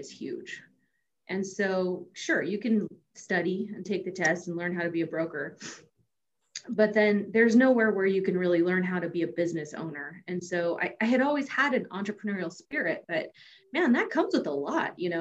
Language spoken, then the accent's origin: English; California, United States; I grew up in California.